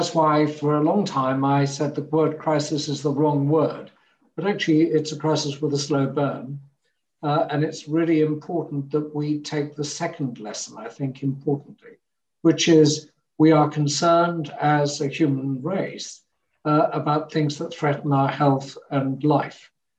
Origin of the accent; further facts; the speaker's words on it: Hamburg, Germany; born there; Never, because I was born in Hamburg, and within a year, we were traveling to Denmark and then back to Hamburg